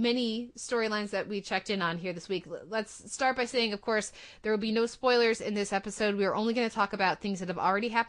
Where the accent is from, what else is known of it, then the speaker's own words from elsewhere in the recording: United States; I'm as an American